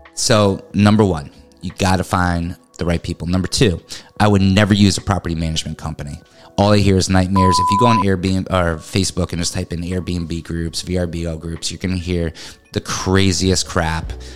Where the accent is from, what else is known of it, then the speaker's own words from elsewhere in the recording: New England, United States; now in Florida, United States; I'm from New England. I'm used to you know hills and learning how to drive up a hill